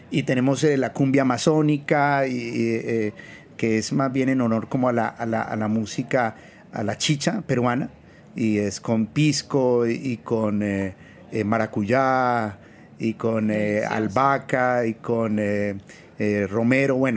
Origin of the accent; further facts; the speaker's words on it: Bogotá, Colombia; moved away as an adult; now in New York, United States; yo llegué en el 2000 de, de Colombia, de Bogotá, y la idea era eh, hacer, neurociencias.